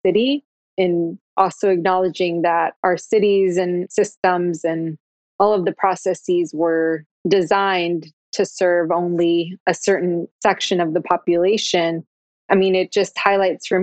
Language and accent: English; Austin, Texas, United States; when I was a kid, right? Growing up in East Austin